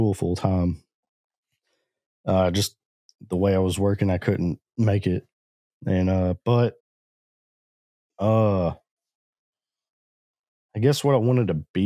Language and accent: English; Orange, Texas, United States; also born or lived in Jefferson County, Texas / Newton County, Texas; I grew up in Southeast Texas in the Orange area. Grew up and have lived here my entire life.